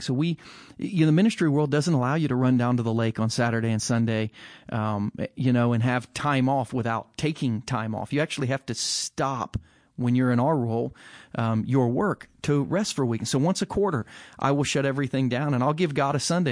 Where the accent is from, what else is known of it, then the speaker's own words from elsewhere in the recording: United States; an American with no Jewish ancestry